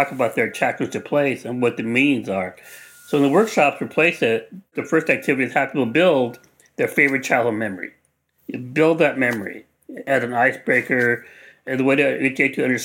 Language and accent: English; Los Angeles, California, United States; I grew up in East Los Angeles